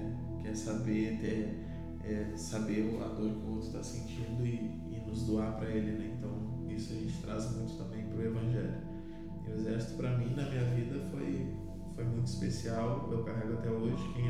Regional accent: Rio Grande do Sul, Brazil; born or raised there

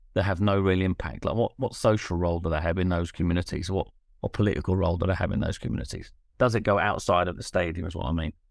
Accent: London, United Kingdom; I grew up in South London

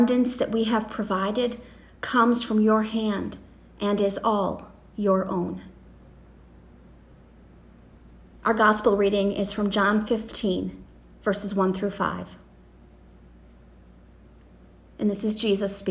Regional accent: United States; as Americans

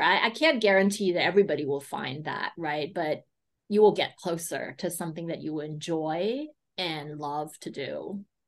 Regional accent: United States; I grew up in the States

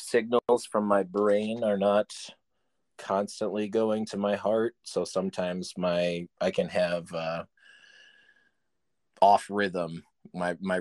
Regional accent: Chicago, Illinois, United States; I'm actually from Chicago. Live in Chicago

